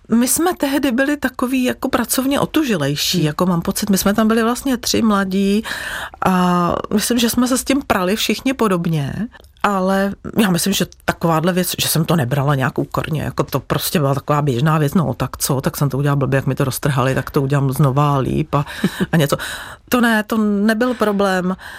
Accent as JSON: {"language": "Czech", "town": "Plzeň", "region": "Plzeň Region", "country": "Czechia", "said": "já pocházím z Plzně, chtěla jsem v Plzni zůstat"}